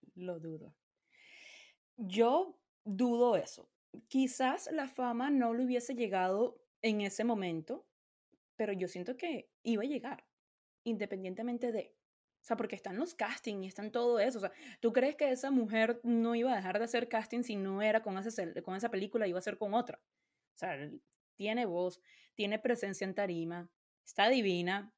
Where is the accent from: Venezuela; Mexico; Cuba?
Venezuela; yo de Venezuela, a mí en mi casa a mí nunca me hablaron de invertir.